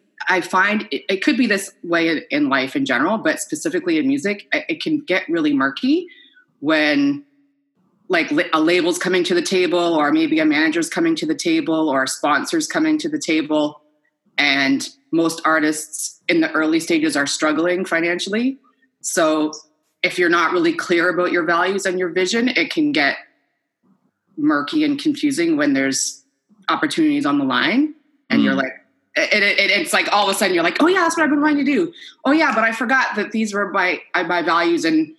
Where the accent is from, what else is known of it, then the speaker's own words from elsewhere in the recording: Halifax, Nova Scotia, Canada; also born or lived in Quebec / Edmonton / Ottawa; I grew up all over Canada, but I'm originally from Nova Scotia.